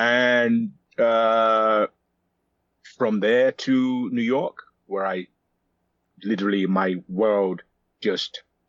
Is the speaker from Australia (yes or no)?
no; London, United Kingdom; also born or lived in Nigeria; So I was born in London, and at the age of 5, I went to Nigeria.